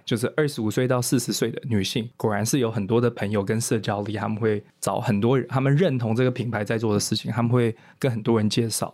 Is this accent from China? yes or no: no; Taiwan; moved away as an adult; also born or lived in United States; 我虽然在美国念书，但是我是在台湾长大的